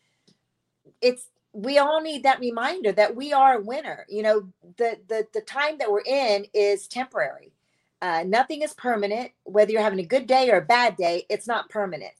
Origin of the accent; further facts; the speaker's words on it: Tampa, Florida, United States; moved away; I am from Tampa, Florida, sunny Tampa, Florida